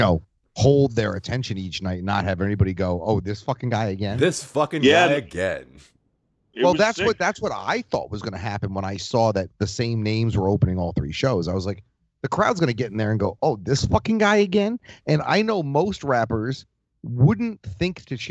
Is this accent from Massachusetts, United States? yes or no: yes; Boston, Massachusetts, United States; I'm from Boston. I live in the Boston area